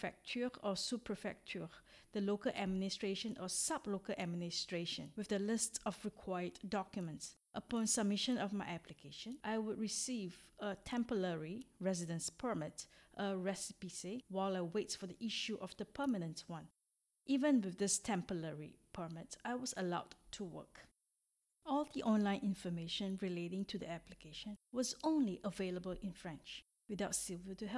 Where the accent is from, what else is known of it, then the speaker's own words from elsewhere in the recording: Singapore; moved away as an adult; now in France; I am originally from Singapore, a little country in Southeast Asia, and have been living in France for 4 years since 2016